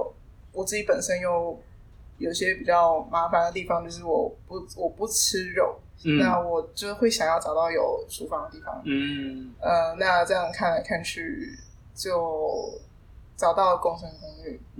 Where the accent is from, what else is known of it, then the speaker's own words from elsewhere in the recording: Kaohsiung, Taiwan; moved away as an adult; now in Taichung, Taiwan; 我是高雄人。那其实在这之前我并没有北漂过，就是从小就在在就在高雄呃长大，然后念书。这是来台中是因为要职训，